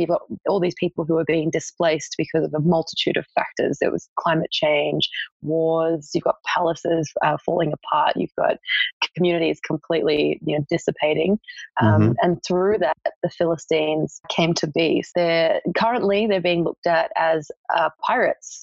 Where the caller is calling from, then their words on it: Melbourne, Victoria, Australia; I'm calling in from Melbourne, Australia.